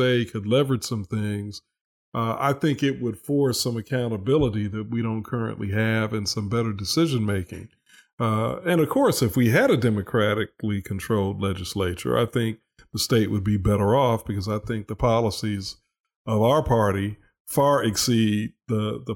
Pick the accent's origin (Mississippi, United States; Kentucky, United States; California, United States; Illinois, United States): Illinois, United States; Chicago; moved away as an adult; I grew up in Chicago